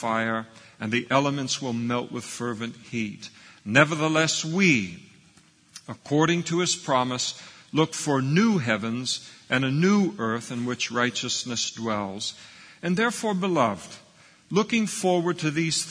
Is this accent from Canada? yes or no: no; Scotland, United Kingdom; I'm a Scot.